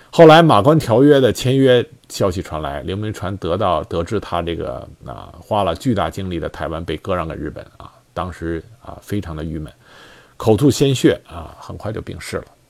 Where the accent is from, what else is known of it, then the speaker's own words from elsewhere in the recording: China; 我们大陆这边